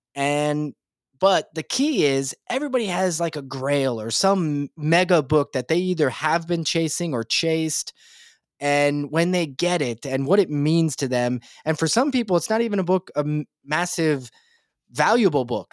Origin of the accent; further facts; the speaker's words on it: Nebraska, United States; I'm from Nebraska